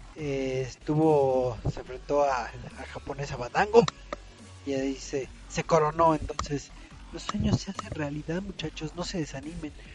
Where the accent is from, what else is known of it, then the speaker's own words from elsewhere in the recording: Mexico; aquí en México